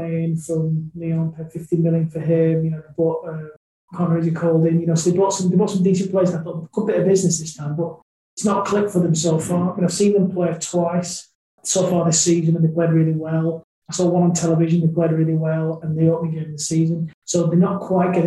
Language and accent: English; Burnley, North West England, United Kingdom; also born or lived in Wigan / overseas (cricket-playing country); I was born actually in Wigan, and I moved from Wigan when I was 2. We lived overseas in a country that primarily played cricket. And then I moved to Burnley when I was about 9